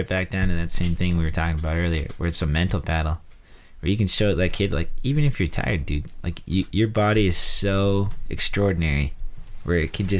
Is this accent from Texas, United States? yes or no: no; North Dakota, United States; moved away; I come from a farming background, you know, I'm a redneck from North Dakota